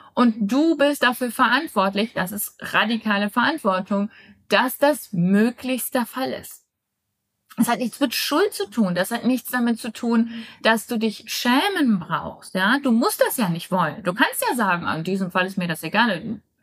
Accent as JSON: {"language": "German", "country": "Germany", "tie": "born or raised there", "moved": "yes", "said": "Ich nehme aus Deutschland auf. Ich bin momentan meine Herkunftsfamilie besuchen"}